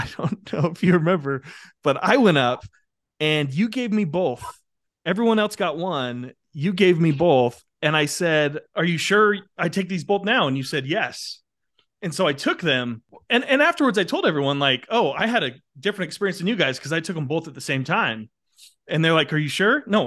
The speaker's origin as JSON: {"language": "English", "country": "United States", "said": "the American folks, myself included"}